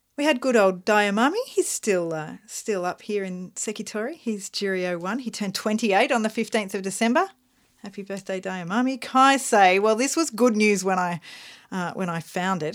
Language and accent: English; Melbourne, Victoria, Australia; We're from Melbourne, Australia